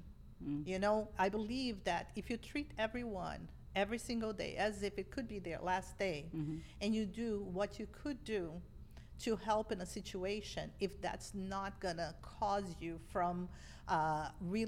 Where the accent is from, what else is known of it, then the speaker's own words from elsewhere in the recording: Brazil; English is a second language; moved away as an adult; also born or lived in Boston, United States; now in United States; I grew up in a family of immigrants in Brazil